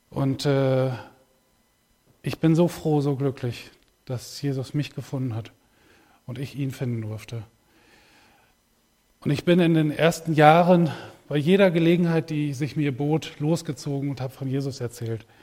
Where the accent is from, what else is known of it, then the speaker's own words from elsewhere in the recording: Ibbenbüren, North Rhine-Westphalia, Germany; ich komme aus Ibbenbüren.